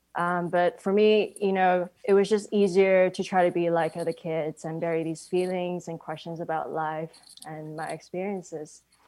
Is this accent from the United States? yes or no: no; Hong Kong; growing up in Hong Kong with my mom being a devout Buddhist